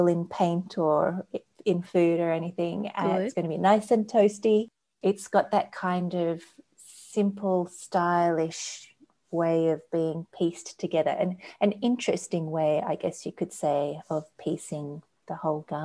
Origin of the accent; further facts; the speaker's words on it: Australia; being an Australian and a summer person